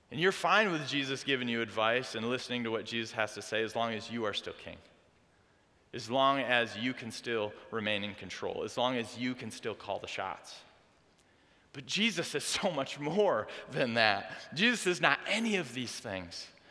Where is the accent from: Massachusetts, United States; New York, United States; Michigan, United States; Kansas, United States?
Michigan, United States; Dorr; I grew up in Door, Michigan